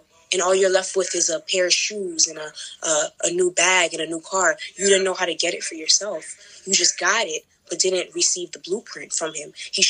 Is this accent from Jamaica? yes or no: yes; Jamaica; Sometimes people don't notice that I'm Jamaican. They say either you're Haitian or half Dominican.